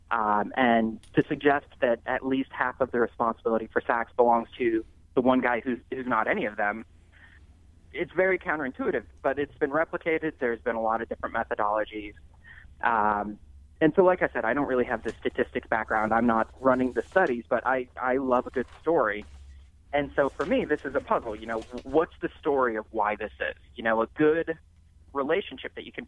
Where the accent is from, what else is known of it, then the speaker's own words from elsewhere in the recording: Denver, Colorado, United States; also born or lived in Texas / Florida; now in Chicago, United States; I grew up in Denver